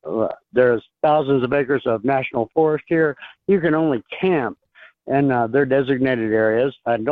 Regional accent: Arizona, United States; now in North Carolina, United States; But I'm originally from Arizona

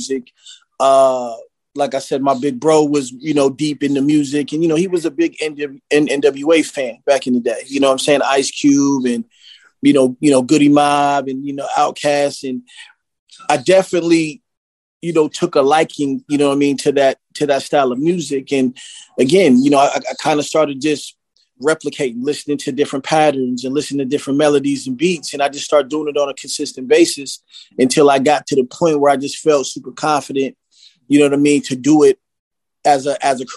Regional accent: West Coast, United States; accent: up north; also born or lived in Philadelphia, Pennsylvania; I was born in Philly, but you know what I'm saying? I was raised out west.

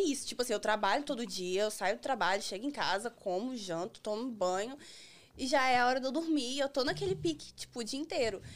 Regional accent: Manhuaçu, Minas Gerais, Brazil; now in United States; Eu sou de Manhuaçu, Minas Gerais

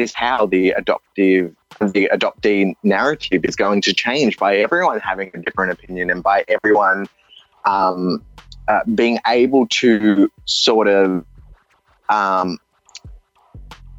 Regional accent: Australia; accent: Australian; also born or lived in India; I sound Australian, and I feel Australian because I know Australia. I grew up in Australia

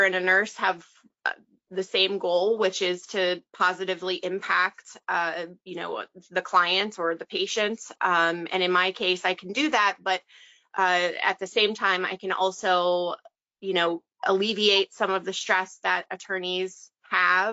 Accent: Western Pennsylvania, United States; I am from Western Pennsylvania. I'm kind of right smack dab in the middle of the state, 2 hours east of Pittsburgh and 2 hours west of Harrisburg

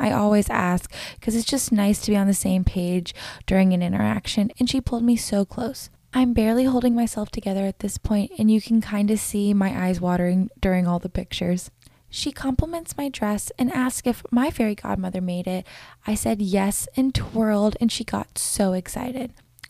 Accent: Florida, United States; I mentioned that I was from Florida

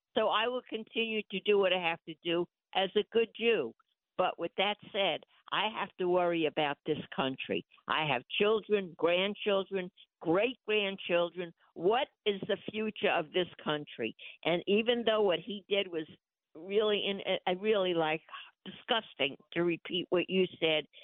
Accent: United States; as an American, as a real true American

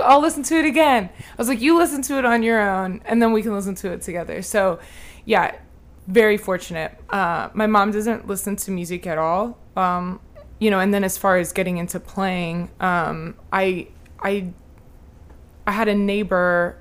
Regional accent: The Colony, Texas, United States; born or raised there; also born or lived in Lubbock, Texas

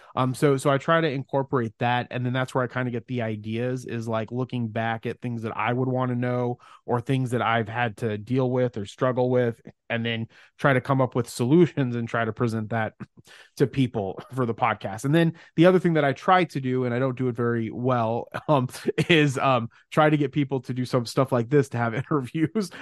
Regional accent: Mesa, Arizona, United States; I'm from Mesa, Phoenix, Arizona, although our businesses are in Mesa, Arizona.

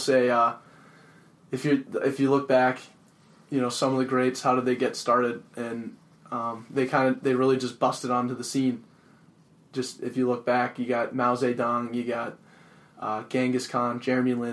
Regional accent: Denver, Colorado, United States; I'm from Denver, Colorado. Went to Regis Jesuit High School

